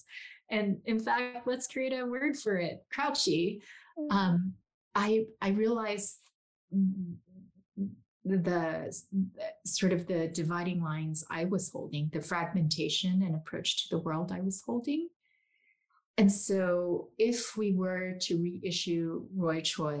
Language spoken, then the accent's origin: English; South Korea; moved away; I grew up Korean in Korea